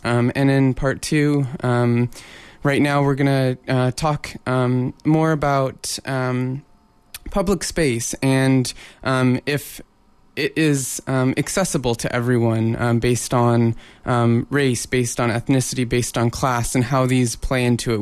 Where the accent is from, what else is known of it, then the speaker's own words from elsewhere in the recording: Portland, Oregon, United States; now in Vancouver, Canada; I grew up in Portland, Oregon, and we have um, Pioneer Courthouse Square